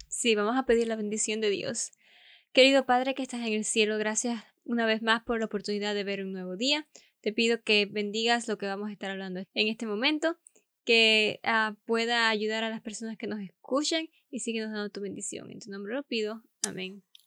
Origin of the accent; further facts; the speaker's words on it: Cuba; yo también soy cubana